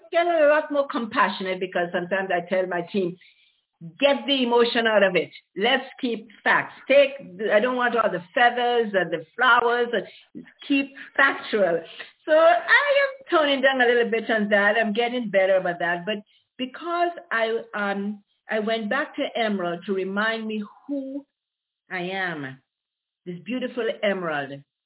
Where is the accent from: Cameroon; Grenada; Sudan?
Grenada; born or raised there; also born or lived in Aruba / Caribbean; now in Ontario, California, United States